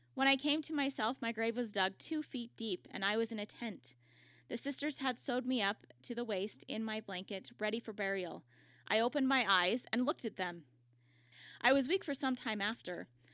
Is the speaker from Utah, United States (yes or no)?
yes; Utah, United States; I'm from Utah